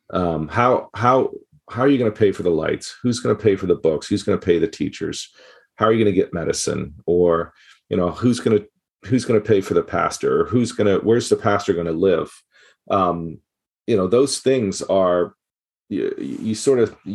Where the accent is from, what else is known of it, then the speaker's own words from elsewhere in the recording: Gabon; growing up in Gabon, West Africa, um, and then going back there and working as a international worker.